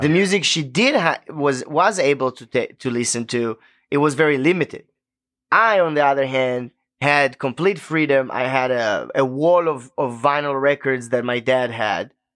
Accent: Israel; English is a second language; moved away as an adult; now in Memphis, United States; the way we grew up in Israel

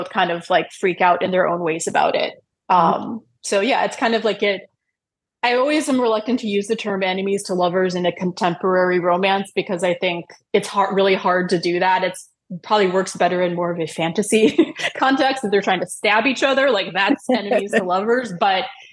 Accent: Wisconsin, United States; moved away as an adult; also born or lived in New York; I grew up in Wisconsin, which is not a place where there are many Jews.

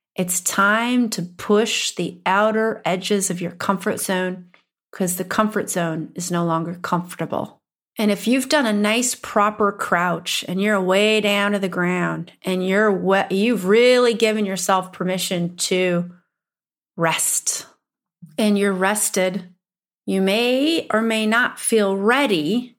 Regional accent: Upper Midwest, United States; accent: upper Midwestern; My upper Midwestern accent

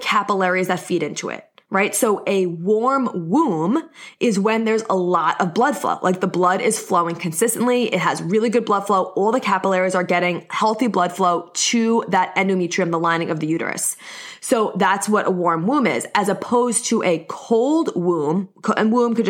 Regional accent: New York, United States; accent: New York; I'm in New York, if you couldn't tell by my accent

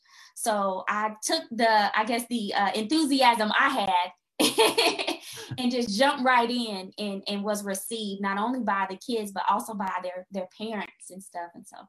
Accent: Fayetteville, North Carolina, United States; I am from Fayetteville, North Carolina, in the beautiful state of North Carolina.

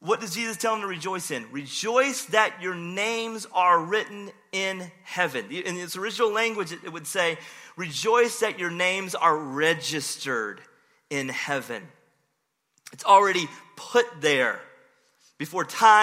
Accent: Rocky Mount, North Carolina, United States; my hometown, Rocky Mount.

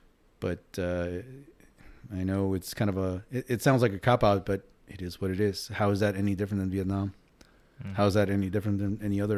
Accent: New York City, New York, United States; Me included, and I grew up in New York City.

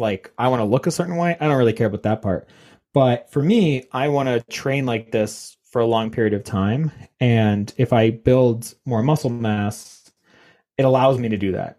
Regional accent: Canada; I'm Canadian.

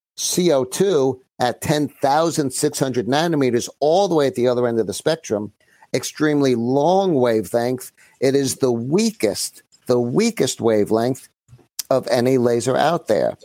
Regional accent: New York City, New York, United States; also born or lived in Great Neck; I'm from Brooklyn originally.

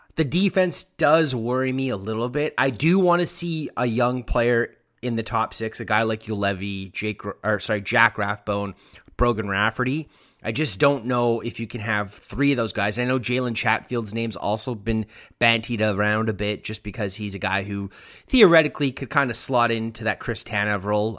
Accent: Canada; As a Canadian

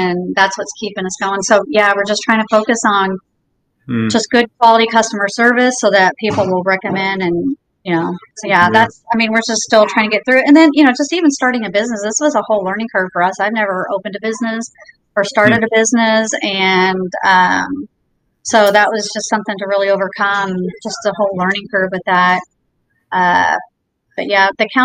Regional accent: Indiana, United States; also born or lived in Jacksonville, Florida; now in Naples, United States; we moved to Naples from Jacksonville, but originally from Indiana

